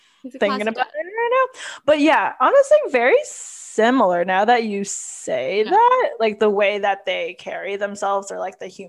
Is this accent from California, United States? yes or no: yes; California, United States; I'm from California